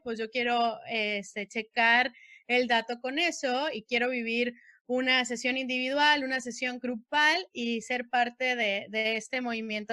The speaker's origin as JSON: {"language": "Spanish", "region": "Sonora", "country": "Mexico", "tie": "born or raised there", "also_born_or_lived": "Mexicali, Baja California", "moved": "yes", "said": "Soy nacida en Sonora"}